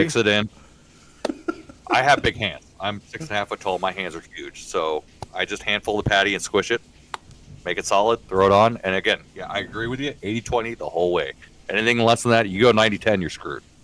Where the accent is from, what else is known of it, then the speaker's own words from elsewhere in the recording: Midwest, United States; I'm from the Midwest